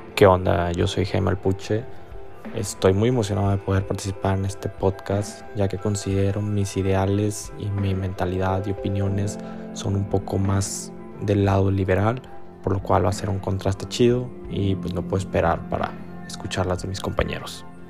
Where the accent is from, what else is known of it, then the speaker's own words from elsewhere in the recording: Mexico; como cultura mexicana